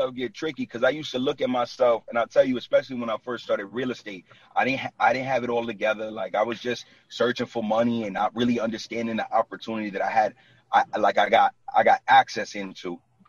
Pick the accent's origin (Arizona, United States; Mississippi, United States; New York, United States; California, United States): New York, United States; Brooklyn; now in New Jersey, United States; Yo, I was born and raised in Brooklyn. Like, and I live in Jersey for the last 9 years.